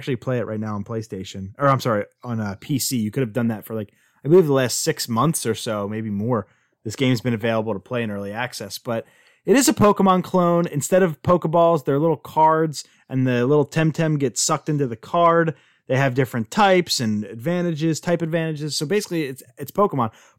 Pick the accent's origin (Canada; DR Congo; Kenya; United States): United States; I'm from America. I'm from America